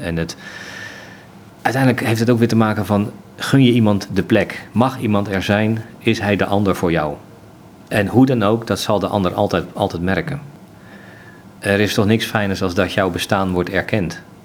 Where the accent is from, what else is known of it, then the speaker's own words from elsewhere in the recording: Zeeland, Netherlands; ik ben geboren in Zeeland